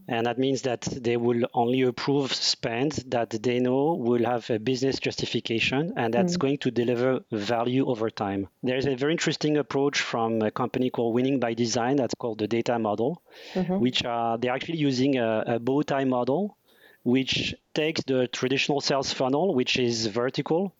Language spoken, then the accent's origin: English; France; moved away as an adult; now in Asia; I'm French. I was born and raised in France in a multicultural family.